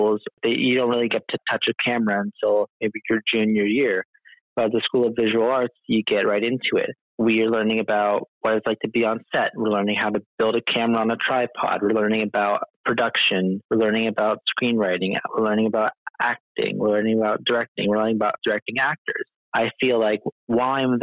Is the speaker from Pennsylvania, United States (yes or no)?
yes; Pittston, Pennsylvania, United States; moved away as an adult; also born or lived in Plains Township, Pennsylvania; now in New York City, United States; Then we moved to Pittston. I live by Pittston area.